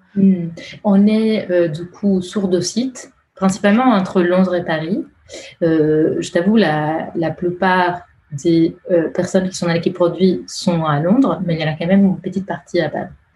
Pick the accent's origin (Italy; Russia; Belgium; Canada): Italy; accent: Italian; French is a second language; moved away; je suis italienne. ça pourrait être euh, euh, déjà mon, nom et mon accent euh, devraient vous aider à le déduire